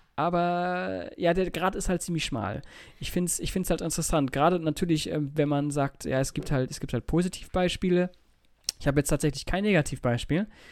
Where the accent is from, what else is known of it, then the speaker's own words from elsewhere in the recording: Germany; Bei uns in Deutschland